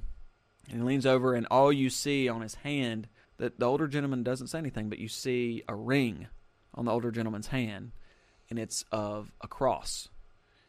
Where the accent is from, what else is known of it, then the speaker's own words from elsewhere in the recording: Alabama, United States; growing up in Alabama, granted we live kind of in a rural area